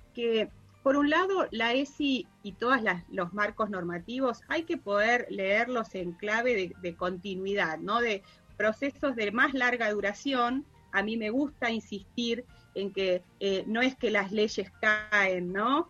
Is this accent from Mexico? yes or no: no; Chubut, Argentina; yo soy de Chubut